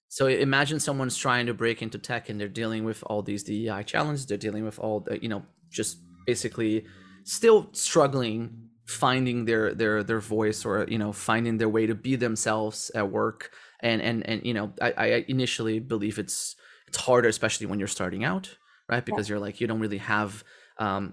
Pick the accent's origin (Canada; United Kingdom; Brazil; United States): Brazil; English is a second language; moved away; also born or lived in Netherlands; I'm from Brazil, I speak Portuguese and I speak English